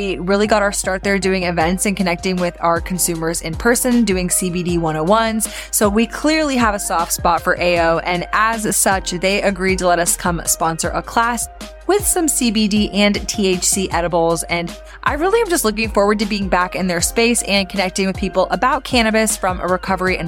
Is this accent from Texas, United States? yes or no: yes; Texas, United States; here in my home state